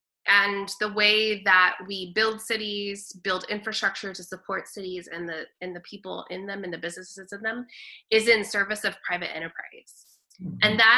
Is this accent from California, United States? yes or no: yes; Dinuba, California, United States; also born or lived in San Luis Obispo, California / Fresno, California; I am from Dinuba, Kingsburg area. Oh, okay. I grew up on a farm. My dad was a farmer. So I grew up out there, went to country schools and went to high school in Reedley, and then left the valley